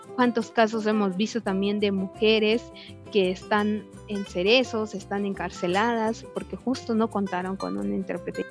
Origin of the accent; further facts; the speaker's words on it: Chiapas, Mexico; soy del estado de Chiapas, mujer maya tzeltal